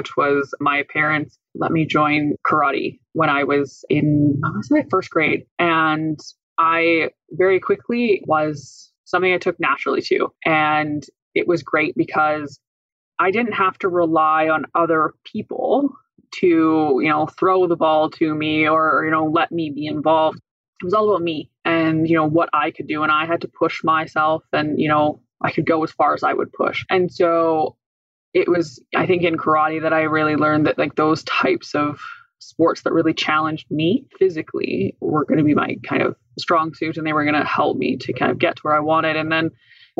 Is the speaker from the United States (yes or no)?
no; Indian Head, Saskatchewan, Canada; I grew up in Indian Head